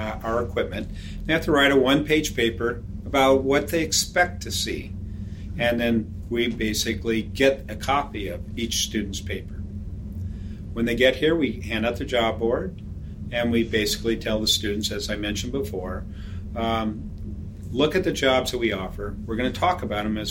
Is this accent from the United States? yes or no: yes; Red Bluff, California, United States; when I grew up in Red Bluff, we had 6 mills